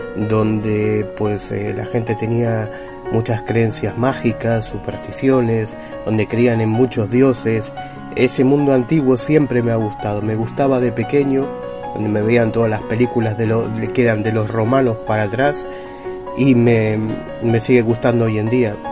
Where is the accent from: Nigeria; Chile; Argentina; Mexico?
Argentina; Buenos Aires; born or raised there; moved away; also born or lived in Galicia